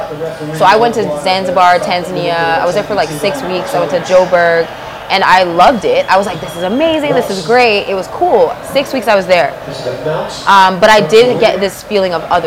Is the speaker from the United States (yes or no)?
no; Canada; I wasn't born there. I was born in Canada